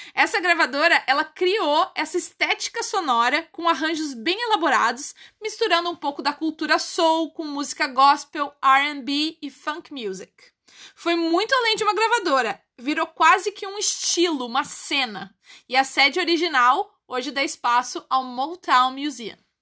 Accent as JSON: {"language": "Portuguese", "country": "Brazil", "said": "O taxista não reconheceu meu sotaque e perguntou de onde eu era. Eu falei que era brasileira."}